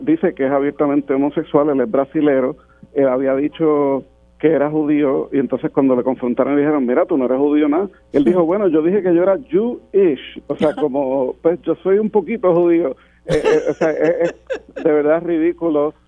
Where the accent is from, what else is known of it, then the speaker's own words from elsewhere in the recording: Puerto Rico; nosotros ni somos ciudadanos de los Estados Unidos